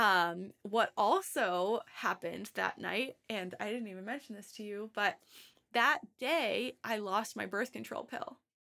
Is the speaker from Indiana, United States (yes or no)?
no; Massachusetts, United States; I'm from Massachusetts